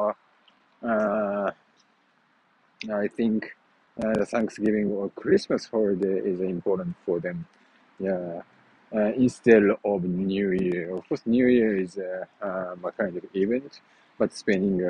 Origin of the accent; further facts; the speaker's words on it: Japan; English is a second language; at my hometown, so my mother do osechi pretty well, and it is a very typical Japanese style osechi